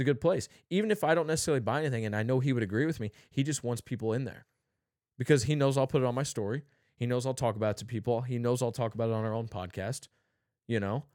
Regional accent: St. Louis, Missouri, United States; I told him I was from Saint Louis

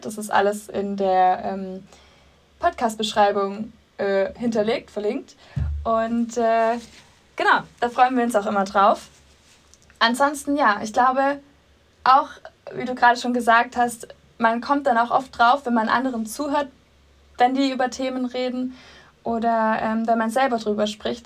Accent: Swabia, Baden-Württemberg, Germany; accent: Swabian; moved away as an adult; now in Munich, Germany; Ursprünglich komme ich aus dem Schwabenländle.

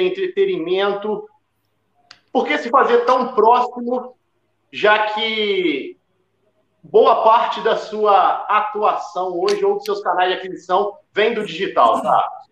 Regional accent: Minas Gerais, Brazil; minha cidade natal, cidade de 2.780 habitantes

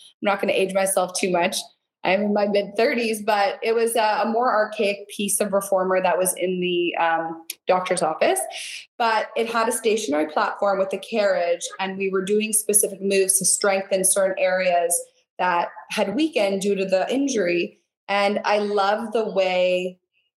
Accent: Niagara Falls, Ontario, Canada; also born or lived in St. Catharines / Toronto; So I was actually born and raised in Niagara, on the Canadian side. So Niagara Falls, St. Catharines.

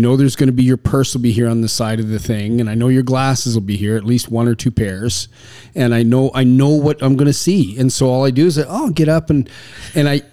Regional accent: Canada; I was raised in Canada

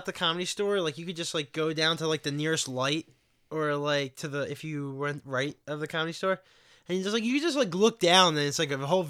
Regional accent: Poland; born there; Europe. I was born in Europe. Poland.

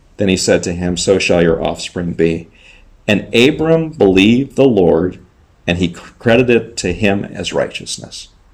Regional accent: Southern California, United States; moved away as an adult; also born or lived in Czech Republic; I grew up in Southern California, uh, close to the ocean

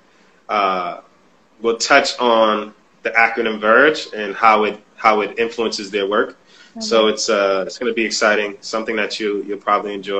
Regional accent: New Haven, Connecticut, United States; I came from New Haven, the hood

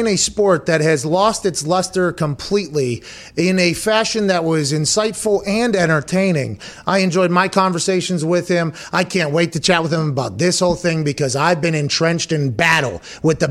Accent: Pittsburgh, Pennsylvania, United States; growing up in Pittsburgh

